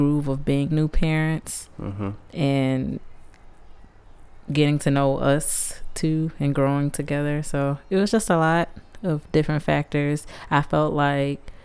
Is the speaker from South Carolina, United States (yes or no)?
yes; Columbia, South Carolina, United States; we're out of South Carolina, Colombia